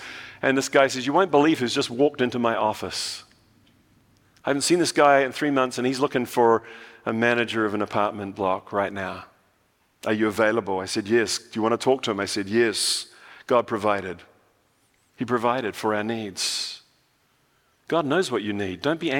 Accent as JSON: {"language": "English", "country": "New Zealand", "accent": "New Zealand", "moved": "yes", "lives_now": "United States", "said": "When I went back to New Zealand, I was told that I've lost my New Zealand accent completely. So now I'm in no man's land. I don't know whether I'm American or a Kiwi or somewhere in between."}